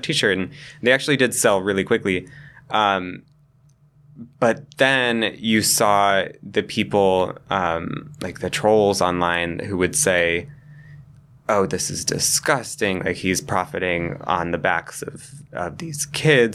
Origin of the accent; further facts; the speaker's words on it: Cheyenne, Wyoming, United States; moved away as an adult; now in New York, United States; I grew up in Cheyenne